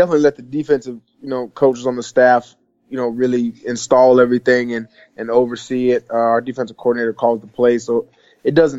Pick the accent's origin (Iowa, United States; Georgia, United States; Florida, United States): Florida, United States; Tampa; I'm from Tampa